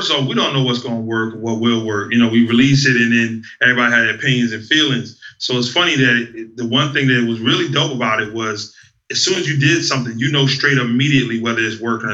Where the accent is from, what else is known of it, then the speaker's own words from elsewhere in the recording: New Jersey, United States; growing up in Jersey, where I'm a kid hearing about the birth of hip-hop